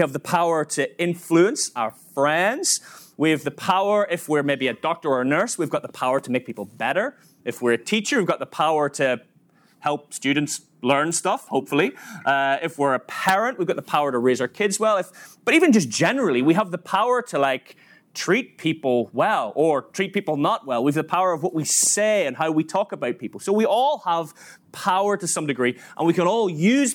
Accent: Northern Ireland, United Kingdom; moved away as an adult; now in Manchester, United Kingdom; I'm from Northern Ireland, you may have worked it out from my accent, moved across to England 15 years ago, 2008

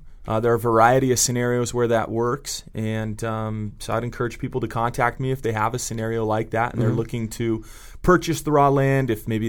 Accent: Santa Cruz, California, United States; I'm from Santa Cruz, California originally, and you've seen the t-shirts Keep Santa Cruz Weird, and so it's a town populated with trustafarians and folks who don't work, and so I grew up in that world

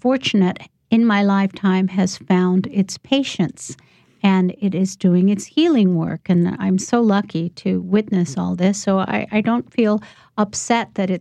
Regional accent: Chicago, Illinois, United States; I grew up in Chicago in poor neighborhoods

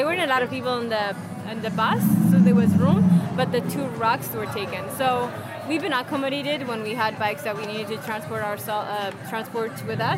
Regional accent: Ethiopia; moved away as an adult; also born or lived in St. Paul, Minnesota; now in Minneapolis, United States; I am from Ethiopia and I came to St. Paul to go to undergrad

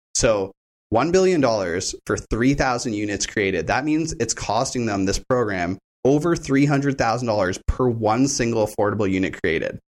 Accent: Hamilton, Ontario, Canada; I wasn't born in Hamilton, but I grew up in Hamilton

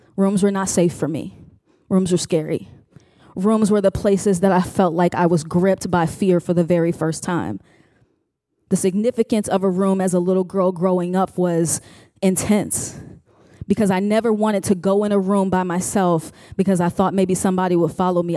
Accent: Chicago, Illinois, United States; now in Richmond, United States; I am from Richmond, Virginia, originally from Chicago, home of Harold's Chicken

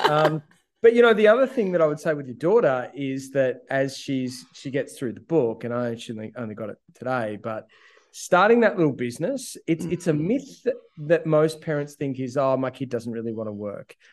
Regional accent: Ouyen, Victoria, Australia; I'm a kid from Ouyen. Like I live, I grew up in the country

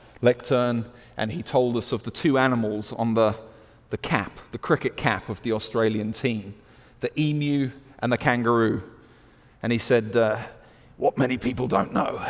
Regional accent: United Kingdom; accent: British; also born or lived in Zimbabwe; my British accent

